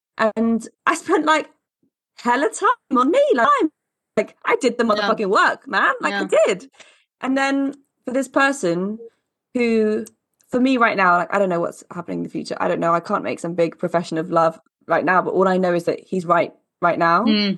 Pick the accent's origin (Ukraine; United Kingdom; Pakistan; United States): United Kingdom; Glasgow, Scotland; I'm from Glasgow.